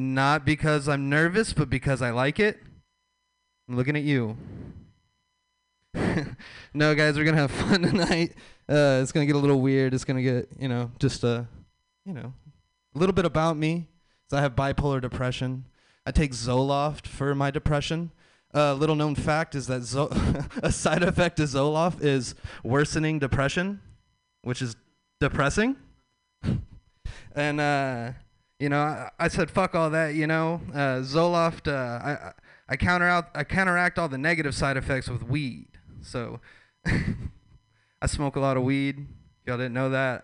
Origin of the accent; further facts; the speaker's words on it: Texas, United States; I'm from the South. I'm from Texas, the Bible Belt